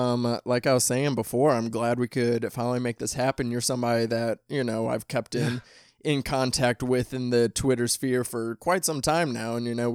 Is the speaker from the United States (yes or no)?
yes; Midwest, United States; accent: Midwestern; people out here especially like talk about my accent, like having a Midwestern accent.